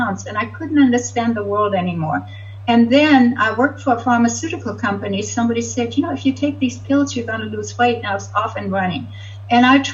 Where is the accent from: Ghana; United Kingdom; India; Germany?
Germany; Hamburg; moved away as an adult; also born or lived in Montreal, Canada; now in California, United States; I grew up in Hamburg, Germany